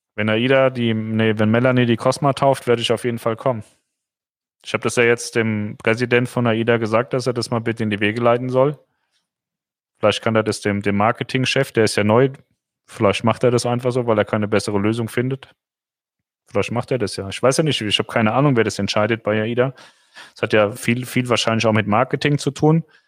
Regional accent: Germany; als Deutscher

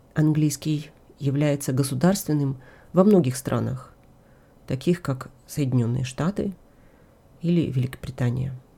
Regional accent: Ukraine; как украинка, как историк

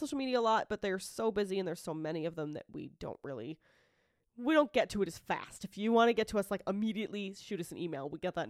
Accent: United States; We're American.

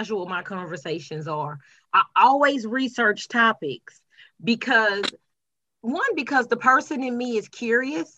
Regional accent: Texas, United States; now in South Carolina, United States; I was raised in Texas.

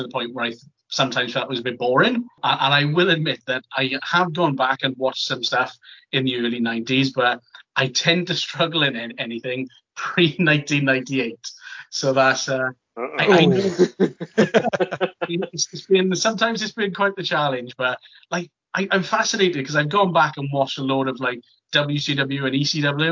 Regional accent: Merthyr Tydfil, Wales, United Kingdom; I'm from Merthyr Tydfil

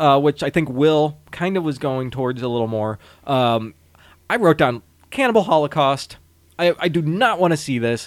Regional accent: St. Louis, Missouri, United States; I've been born and raised in Saint Louis, Missouri

